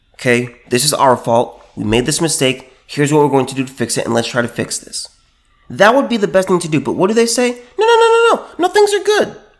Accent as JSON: {"language": "English", "region": "California", "country": "United States", "tie": "born or raised there", "said": "my home state, California"}